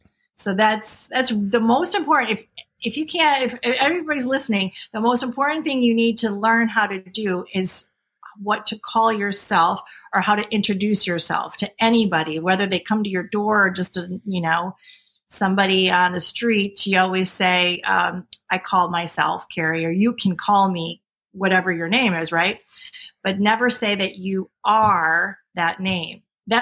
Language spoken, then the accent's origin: English; United States; I am American free woman, and I am the grantor of the original jurisdiction and its beneficiary.